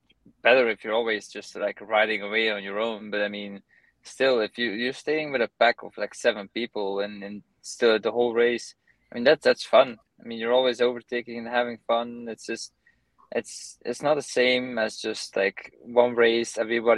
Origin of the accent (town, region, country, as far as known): Belgium; now in United States